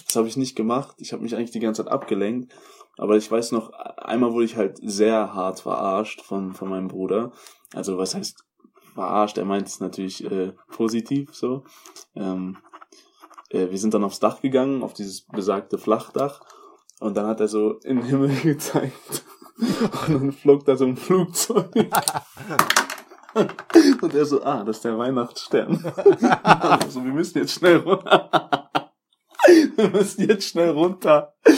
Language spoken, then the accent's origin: German; Hagen, North Rhine-Westphalia, Germany; also born or lived in Zanzibar; da wo ich äh, aufgewachsen bin, die Stadt